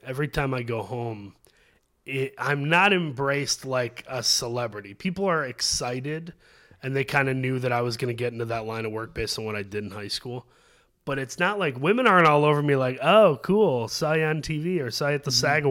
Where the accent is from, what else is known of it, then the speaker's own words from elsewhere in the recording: Midwest, United States; I'm from the Midwest. I love Chicago. Spent time here from Michigan.